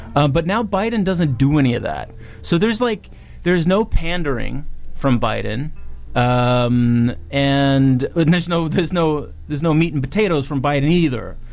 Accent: Virginia, United States; Virginia is now so that's my my home state

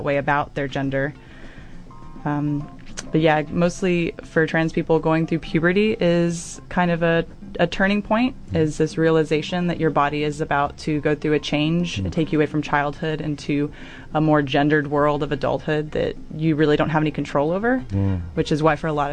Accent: Texas, United States; moved away as an adult; now in Dunedin, New Zealand; back in Texas, where I'm from, both in my hometown and where I went to undergrad

